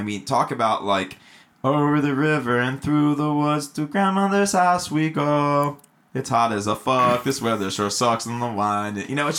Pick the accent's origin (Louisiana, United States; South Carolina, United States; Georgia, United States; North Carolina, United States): Georgia, United States; Atlanta; now in California, United States; I come from the East Coast. I come from Atlanta